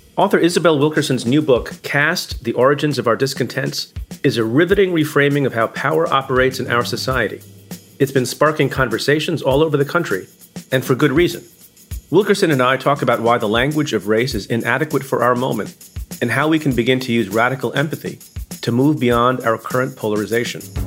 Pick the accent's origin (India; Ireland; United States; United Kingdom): India; moved away; I'm Indian. I was born in India